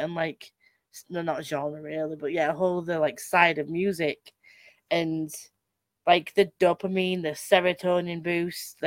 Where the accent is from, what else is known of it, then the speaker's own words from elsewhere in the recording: Halifax, Yorkshire and the Humber, United Kingdom; I'm from Mixenden